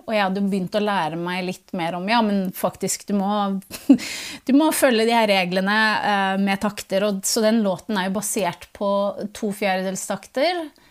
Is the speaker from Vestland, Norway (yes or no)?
no; Tranby, Buskerud, Norway; also born or lived in Northern Norway; på ungdomsskolen på Tranby, da, der jeg vokste opp delvis